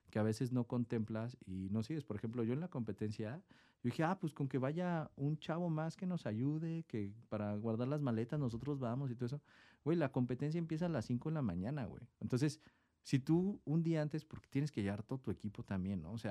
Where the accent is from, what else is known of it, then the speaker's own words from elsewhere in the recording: Tecate, Baja California, Mexico; que éramos de encenada y que de encenada y de encenada. Así como, güey, somos de Tecate, güey, ¿sabes? O sea, también era como un peso